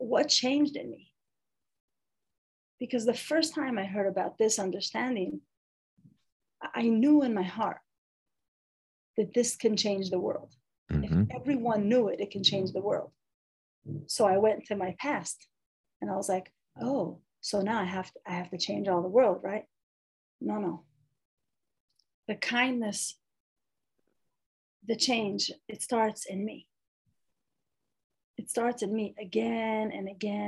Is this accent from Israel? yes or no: yes; Jerusalem, Jerusalem District, Israel; born and raised in Jerusalem, Israel